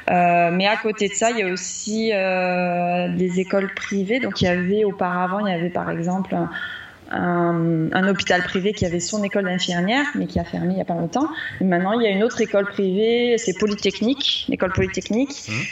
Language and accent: French; Réunion, France; Moi, je venais de la Réunion, donc je me dis, bah voilà, ces deux îles, elles sont très proches, elles ont une histoire qui se ressemble un petit peu.